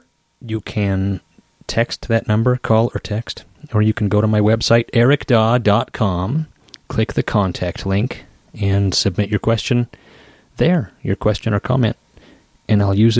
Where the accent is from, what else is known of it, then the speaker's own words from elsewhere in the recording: Idaho Falls, Idaho, United States; moved away as an adult; also born or lived in Seattle; I moved from Seattle to my hometown in Idaho Falls